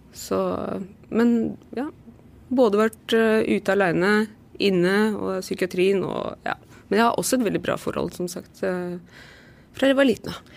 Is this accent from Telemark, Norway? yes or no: no; Lillestrøm, Akershus, Norway; i Lillestrøm, for det er der jeg er fra